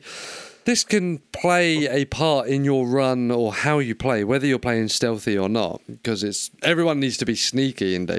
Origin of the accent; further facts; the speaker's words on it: United Kingdom; We're British